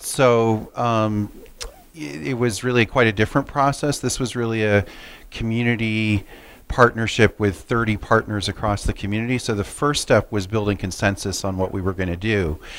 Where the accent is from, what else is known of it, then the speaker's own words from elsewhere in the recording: Middletown, Connecticut, United States; So I grew up in Middletown. I live in Middletown.